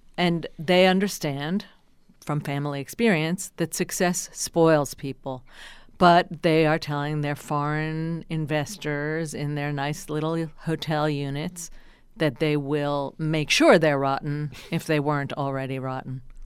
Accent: New Jersey, United States; I'm from New Jersey

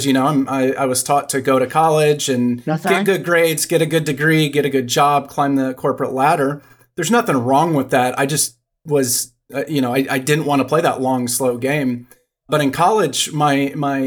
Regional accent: Dallas, Texas, United States; I grew up in Dallas.

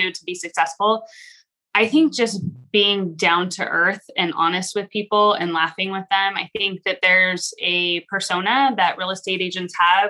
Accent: California, United States; now in Idaho, United States; I am from California originally, but I've been in Idaho for 17 years

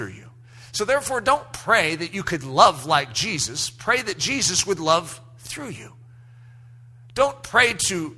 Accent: United States; everything I was raised to understand in American, even Christianity in America

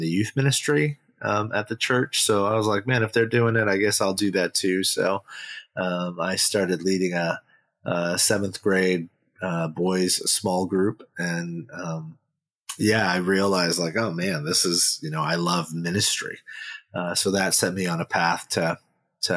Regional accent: Bay Area of California, United States; also born or lived in South Korea; But we moved here to the Bay Area of California. And I never left.

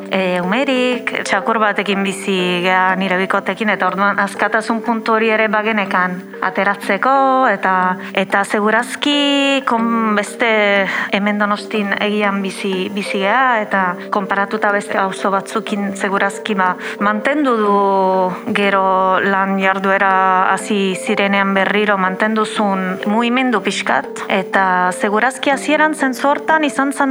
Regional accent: Italy; moved away; ni berez jatorriz italiarra naiz

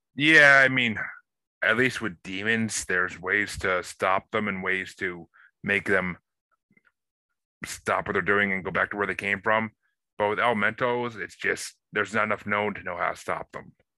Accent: New York, United States; I I grew up in New York

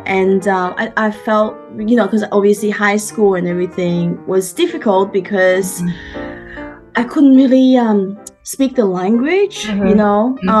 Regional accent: Brisbane, Queensland, Australia; English is a second language; now in Sydney, Australia; I've been here like about 23 years. So pretty much I grew up in Brisbane. And that's sort of my background. I came by myself as an exchange student. So it was pretty hard to learn a new language, a culture and everything like that.

